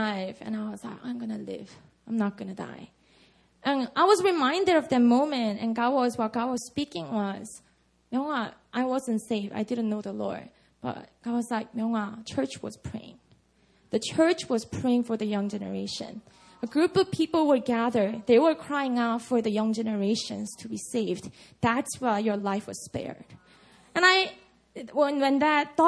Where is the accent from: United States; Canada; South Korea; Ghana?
South Korea; Busan; English is a second language; now in Seoul, South Korea; my hometown, Busan